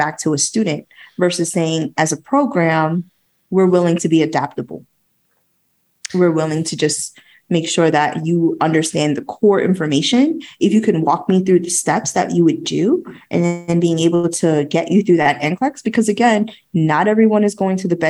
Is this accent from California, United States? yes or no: no; New York, United States; I'm a New Yorker